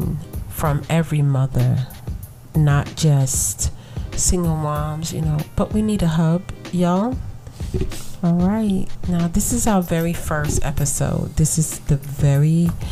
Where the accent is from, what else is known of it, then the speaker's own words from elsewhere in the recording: New York City, New York, United States; I was born and raised in Brooklyn